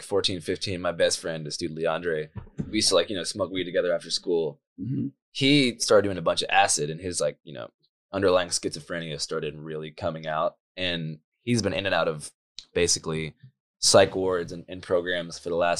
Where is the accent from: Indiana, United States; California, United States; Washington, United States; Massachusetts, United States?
Washington, United States; Seattle; I grew up in Seattle downtown. So I basically grew up in a completely what they call overrun with homeless zone.